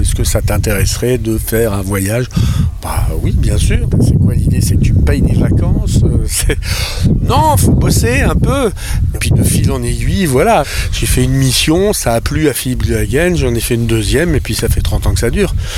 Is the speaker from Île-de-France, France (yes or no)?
no; Épinal, Grand Est, France; moved away as an adult; j'ai quitté Épinal à 17 ans